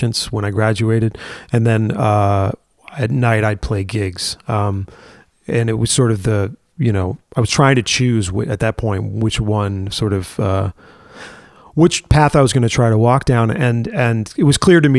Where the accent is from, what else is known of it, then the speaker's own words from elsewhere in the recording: Worcester, Massachusetts, United States; I grew up in Worcester, Massachusetts, in the middle of the state.